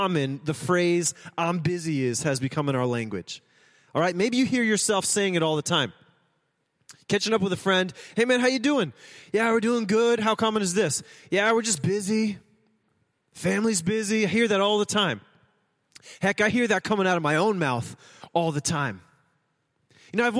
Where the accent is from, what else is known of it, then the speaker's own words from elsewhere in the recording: United States; we are Americans